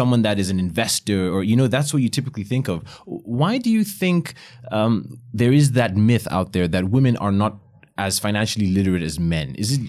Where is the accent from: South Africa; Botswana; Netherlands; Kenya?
Botswana; I grew up in Botswana in Africa